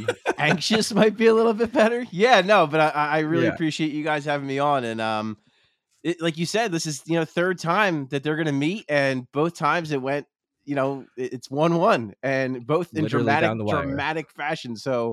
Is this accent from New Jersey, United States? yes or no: yes; New Jersey, United States; I grew up around here. I grew up in South Jersey, but it's like I could throw a rock at the arena and the sports complex from here. And I grew up with it all.